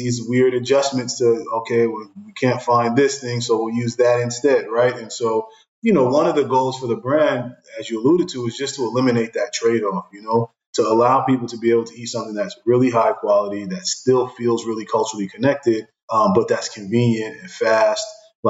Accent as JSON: {"language": "English", "town": "Brooklyn", "region": "New York", "country": "United States", "tie": "born or raised there", "said": "I grew up in Brooklyn"}